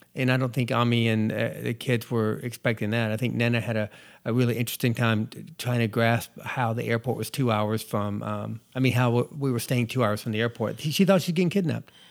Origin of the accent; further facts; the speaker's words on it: North Georgia, United States; moved away; I was born and raised in North Georgia